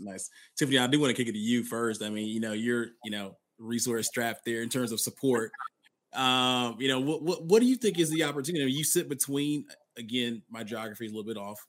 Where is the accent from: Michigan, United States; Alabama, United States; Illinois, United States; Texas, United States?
Alabama, United States; I'm originally from Alabama